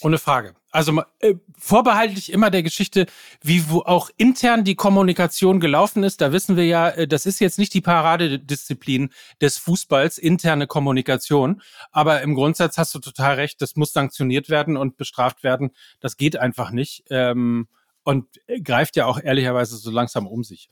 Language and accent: German; North Rhine-Westphalia, Germany; ich komme aus Ostwestfalen